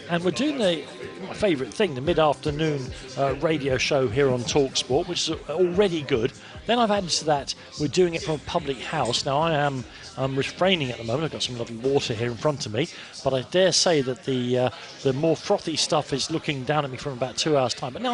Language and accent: English; London, United Kingdom; I'm from Islington, all my family support Arsenal